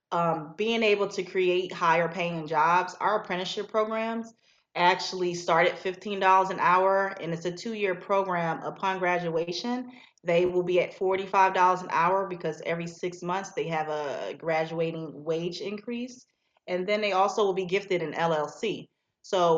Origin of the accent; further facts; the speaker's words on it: Philadelphia, Pennsylvania, United States; now in Macon, United States; I'm from Philadelphia, so I have an office there as well